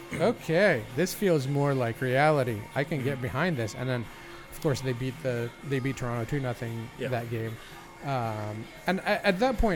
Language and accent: English; Egypt; moved away; Growing up in Egypt, just in case you didn't know that. I did grow up in Egypt.